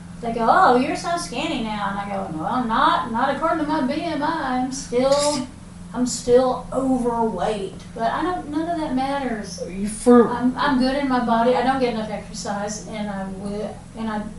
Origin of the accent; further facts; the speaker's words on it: Appalachia, United States; we're Appalachian people